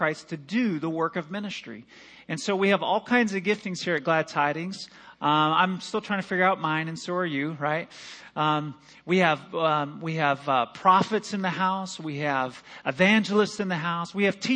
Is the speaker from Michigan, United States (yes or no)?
yes; East Lansing, Michigan, United States; now in Omaha, United States; I grew up in Michigan